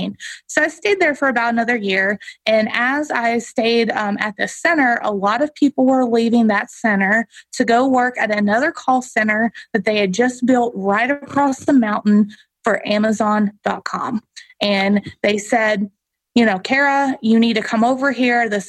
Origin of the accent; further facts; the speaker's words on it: Eastern Kentucky, United States; I grew up in Eastern Kentucky, so I'm very proud of where I grew up and my family still lives there.